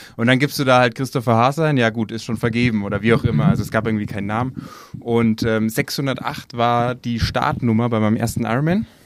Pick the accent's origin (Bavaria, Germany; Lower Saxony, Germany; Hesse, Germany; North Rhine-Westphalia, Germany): Bavaria, Germany; Nuremberg; wir kommen aus Nürnberg